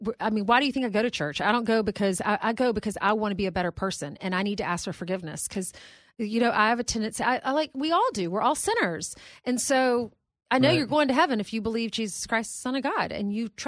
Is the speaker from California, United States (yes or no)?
no; South Carolina, United States; moved away; also born or lived in Columbia, South Carolina; I grew up in South Carolina